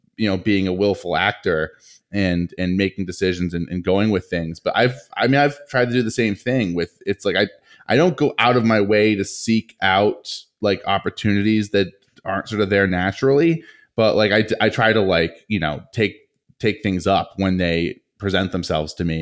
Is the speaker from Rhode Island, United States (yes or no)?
yes; Rhode Island, United States; both of us, you know, growing up in Rhode Island